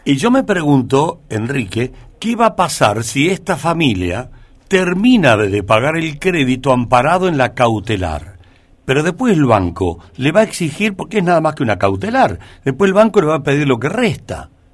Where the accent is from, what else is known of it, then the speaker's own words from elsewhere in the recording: Argentina; somos todos argentinos